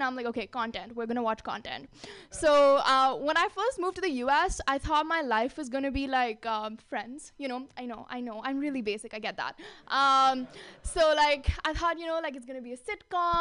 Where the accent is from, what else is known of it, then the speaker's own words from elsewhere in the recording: India; moved away as an adult; now in San Francisco, United States; I grew up in India